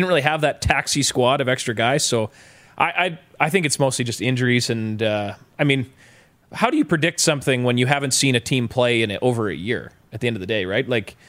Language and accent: English; Boissevain, Manitoba, Canada; I'm from Boys Vane